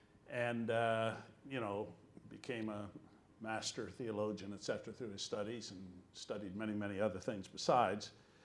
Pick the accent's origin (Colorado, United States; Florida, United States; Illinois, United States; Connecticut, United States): Colorado, United States; born there; I was born in Colorado when my parents were doing home mission work out there